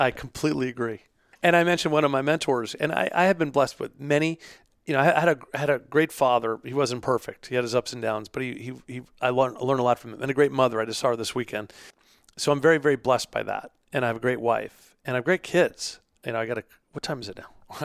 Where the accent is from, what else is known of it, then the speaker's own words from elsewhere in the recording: New York, United States; now in Pittsburgh, United States; I'm from New York, but I'm, I'm, we're settled here in Pittsburgh